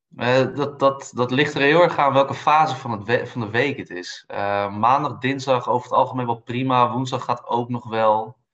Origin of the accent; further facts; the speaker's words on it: Amsterdam, North Holland, Netherlands; moved away as an adult; also born or lived in Brussels / Munich; ben geboren en getogen in Amsterdam